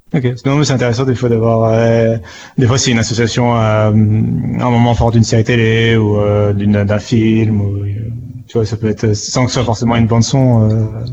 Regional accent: France; on est français

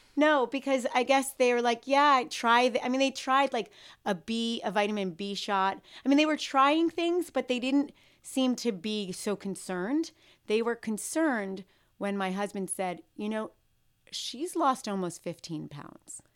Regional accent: New York City, New York, United States; I grew up in New York City

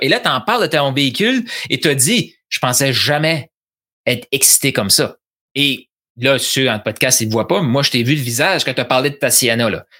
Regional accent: New Brunswick, Canada; je suis originaire du Nouveau-Brunswick. C'est de l'accent.

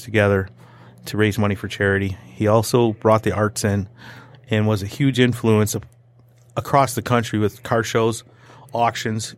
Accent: Troy, Michigan, United States; I grew up in Troy

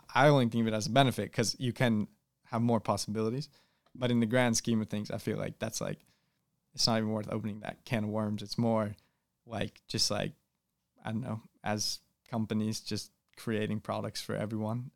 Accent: Boston, Massachusetts, United States; I'm from Boston, Massachusetts, or the suburbs of Boston, Massachusetts

